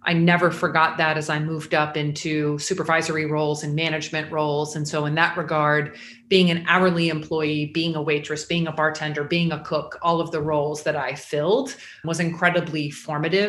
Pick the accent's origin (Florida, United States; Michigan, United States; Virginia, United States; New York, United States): Florida, United States; Jacksonville; moved away as an adult; also born or lived in Atlanta, Georgia; I grew up in Jacksonville, was born there, stayed there until I was 20